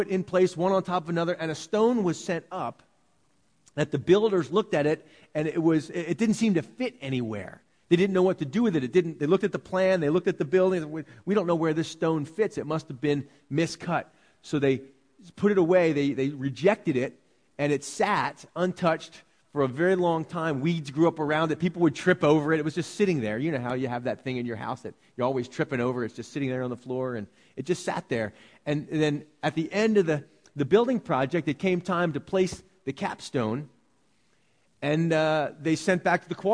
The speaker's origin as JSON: {"language": "English", "country": "United States", "said": "we're American"}